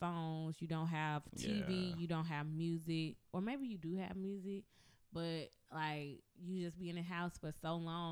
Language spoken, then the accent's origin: English; Mississippi, United States; I'm from Mississippi